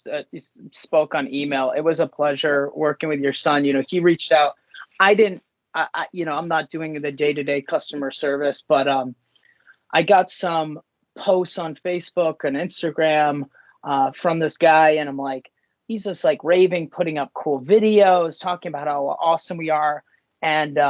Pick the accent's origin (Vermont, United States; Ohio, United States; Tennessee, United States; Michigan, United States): Vermont, United States; Stowe; also born or lived in New York City; I grew up in Stowe, Vermont. That's where I'm sitting right now